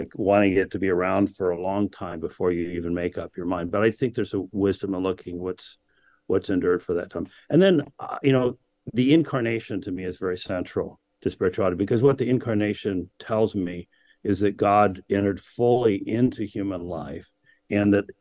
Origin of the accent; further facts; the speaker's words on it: United States; also born or lived in England; as an American rebel